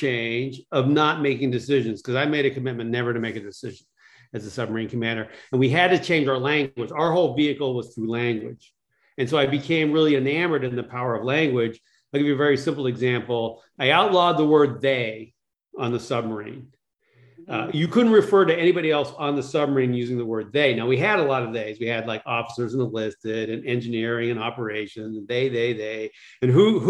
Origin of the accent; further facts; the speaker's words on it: Massachusetts, United States; I was a geeky kid growing up in Massachusetts